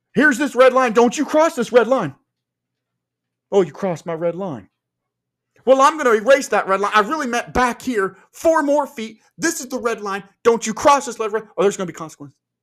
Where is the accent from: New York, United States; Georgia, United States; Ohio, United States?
Ohio, United States; Marion; my hometown here in Marion, Ohio